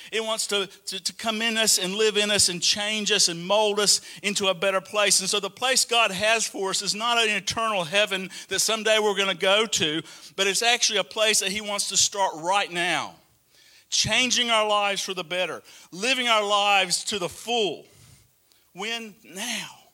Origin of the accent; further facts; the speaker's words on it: Alabama, United States; moved away as an adult; also born or lived in Atlanta, Georgia; now in Australia; I still kind of felt like Alabama was home.